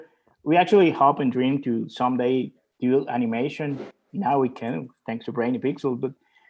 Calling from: El Salvador; is a studio that actually is in Central America. I'm talking from El Salvador.

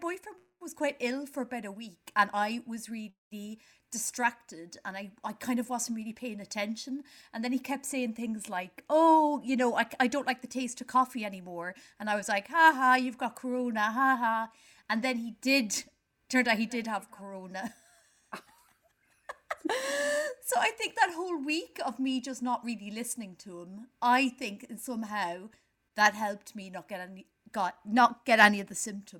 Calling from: London, United Kingdom; Long time listener, first time caller from Paddington.

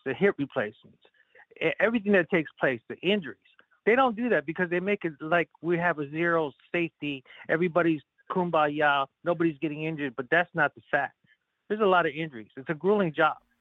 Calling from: Kentucky, United States; I'm calling from Kentucky.

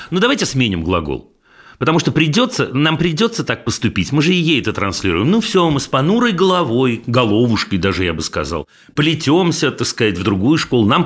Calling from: Saint Petersburg, Russia; Здравствуйте … Я из Санкт-Петербурга.

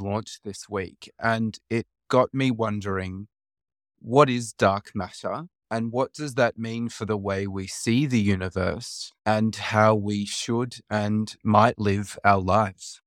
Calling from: Sydney, New South Wales, Australia; I'm calling from Gadigal Land in Australia

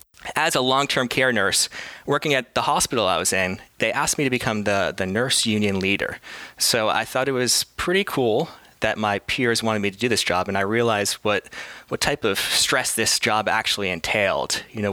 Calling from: Boston, Massachusetts, United States; Today I'm coming from Boston, Massachusetts in the US.

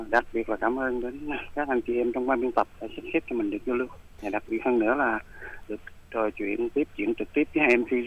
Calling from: Cho Lach, Bến Tre, Vietnam; ở Chợ Lách Bến Tre uh, hai bạn.

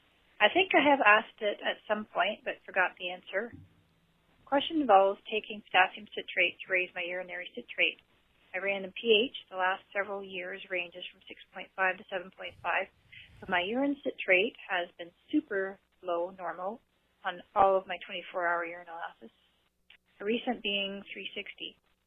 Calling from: Ontario, Canada; I am calling from Ontario, Canada.

